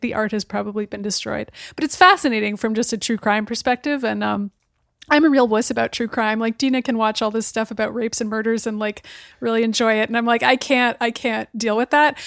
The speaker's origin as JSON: {"language": "English", "town": "Boston", "region": "Massachusetts", "country": "United States", "tie": "born or raised there", "said": "my hometown of Boston"}